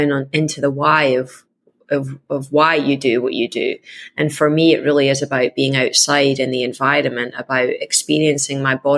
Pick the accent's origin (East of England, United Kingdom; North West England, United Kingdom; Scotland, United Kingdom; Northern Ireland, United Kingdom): Scotland, United Kingdom; I am Scottish